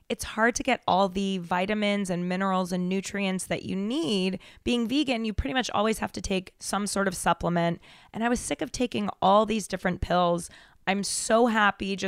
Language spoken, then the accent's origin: English; Denver, Colorado, United States; I'm from Denver